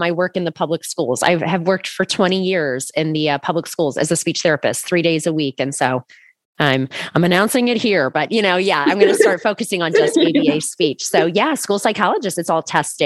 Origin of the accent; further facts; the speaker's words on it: Akron, Ohio, United States; I'm from Northeast Ohio. So I'm like very like, I grew up in Akron.